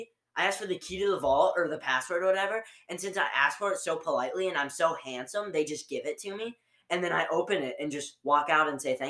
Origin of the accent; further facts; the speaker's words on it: United States; also born or lived in Michigan; I'm from America.